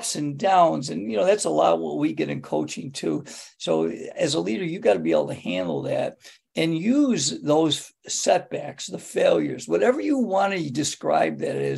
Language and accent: English; Greece, New York, United States; my hometown is Greece, New York, which is the largest suburb of Rochester. And I grew up in Greece